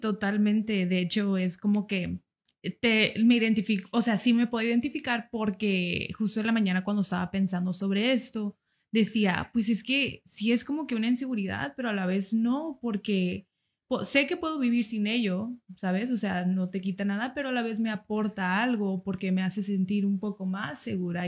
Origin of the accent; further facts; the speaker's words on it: United States; moved away; yo soy de Estados Unidos.